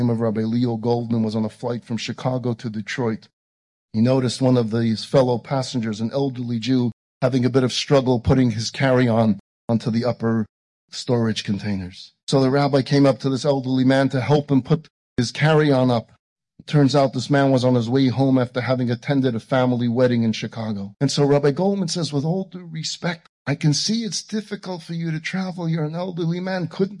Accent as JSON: {"language": "English", "town": "Vilnius", "region": "Vilnius County", "country": "Lithuania", "tie": "born or raised there", "said": "So I decided to go back to my hometown of Vilna."}